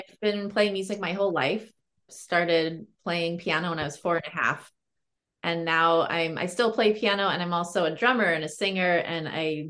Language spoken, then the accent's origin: English; Berkeley, California, United States; I grew up in Berkeley, California.